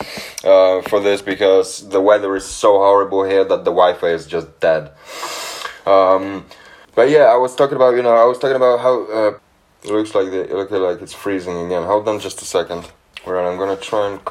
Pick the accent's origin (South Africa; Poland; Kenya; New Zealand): Poland; now in England, United Kingdom; I'm from Poland originally. I've been living in England for about 10 years now.